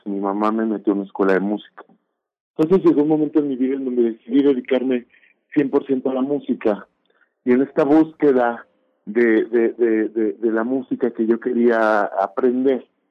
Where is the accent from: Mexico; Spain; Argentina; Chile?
Mexico; identidad como mexicana